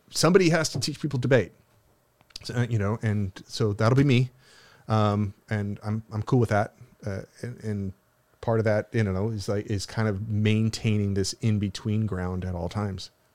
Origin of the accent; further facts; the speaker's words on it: United States; I'm an American, I'm an American citizen